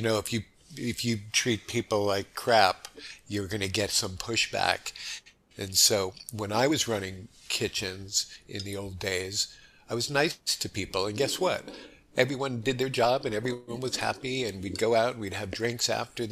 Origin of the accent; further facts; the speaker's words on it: Los Angeles, California, United States; moved away as an adult; also born or lived in New York, United States; now in Honolulu, United States; I was born in New York and grew up there till the age of 10. And that's when my family moved to Los Angeles.